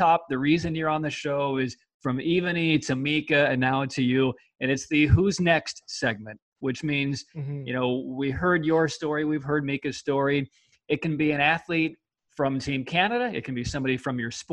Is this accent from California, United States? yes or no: no; Chicago, Illinois, United States; I grew up in Chicago as a Cubs fan